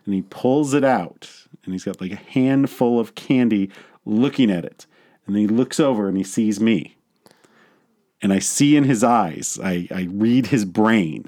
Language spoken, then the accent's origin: English; United States; in my hometown of Virginia